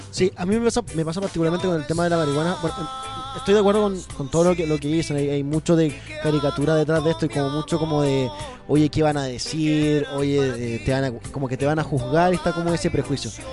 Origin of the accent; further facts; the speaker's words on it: Chile; nosotros, acá como chilenos